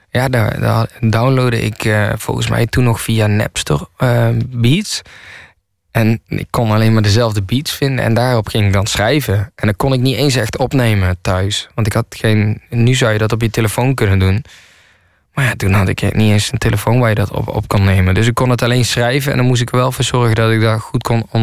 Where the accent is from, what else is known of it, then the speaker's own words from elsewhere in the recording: Nijmegen, Gelderland, Netherlands; also born or lived in Kaatsheuvel / Rotterdam; En ik kom niet uit de Bronx. En ik kom uit eh, Nijmegen en Kaatsheuvel. En toen woonde ik in Rotterdam. En dat heeft zeg maar mijn leven gemaakt.